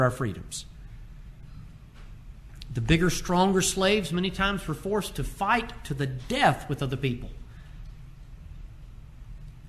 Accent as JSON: {"language": "English", "country": "United States", "said": "as American citizens"}